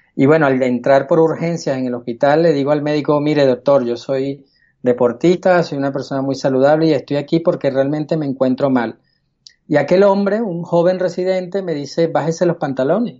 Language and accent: Spanish; Caracas, Capital District, Venezuela; moved away as an adult; now in Spain; Nací en Caracas, Venezuela, en el año 71